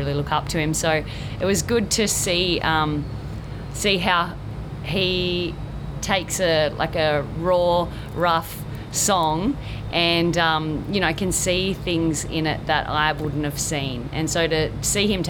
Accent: Quirindi, New South Wales, Australia; also born or lived in Tamworth; now in Coffs Harbour, Australia; I grew up down in Quirindi, just about 45 minutes away from Tamworth

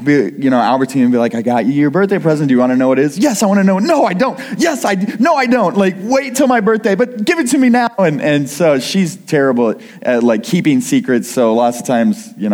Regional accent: Kirksville, Missouri, United States; also born or lived in Iowa; now in Missouri, United States; I grew up in Kirksville, Missouri, but I haven't been in Missouri for a while

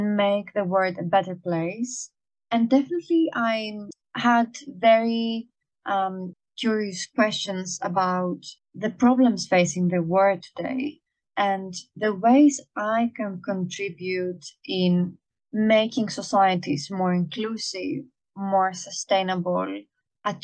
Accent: Greece; now in London, United Kingdom; I'm a Greek national

